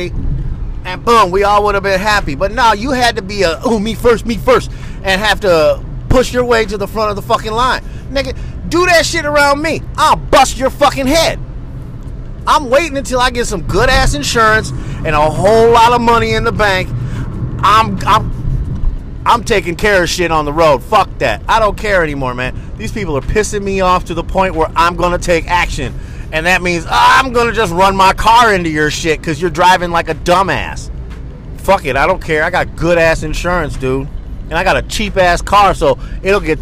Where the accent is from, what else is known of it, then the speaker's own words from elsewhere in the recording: East Coast, United States; now in West Coast, United States; I come from the East Coast